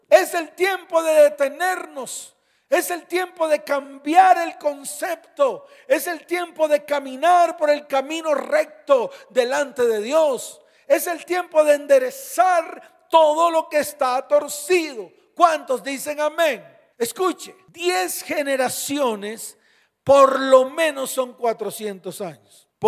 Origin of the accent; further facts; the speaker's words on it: Colombia; born there; porque si yo nací en Colombia, soy hijo de esta nación.